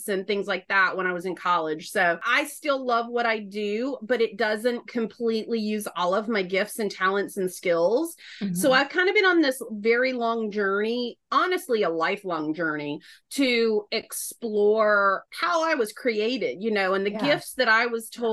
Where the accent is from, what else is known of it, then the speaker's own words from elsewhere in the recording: North Carolina, United States; accent: Southern; now in Philadelphia, United States; I'm a Southerner. The bulk of my growing up years were in North Carolina. So I've never lost the accent